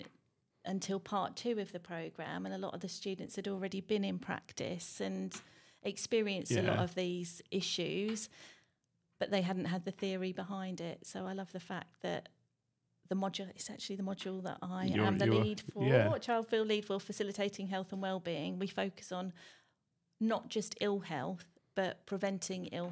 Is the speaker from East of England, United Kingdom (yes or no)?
yes; Norfolk, East of England, United Kingdom; moved away as an adult; also born or lived in London; we decided to relocate from London back to Norfolk, because I'm from Norfolk and grew up here.